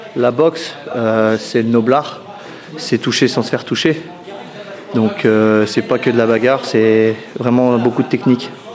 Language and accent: French; Louviers, Normandy, France; now in Paris, France; je viens de Louviers